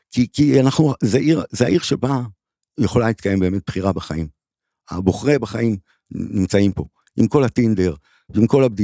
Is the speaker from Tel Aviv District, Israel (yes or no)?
yes; Givatayim, Tel Aviv District, Israel; now in Tel Aviv, Israel; אני גדלתי בגבעתיים ממש קרוב.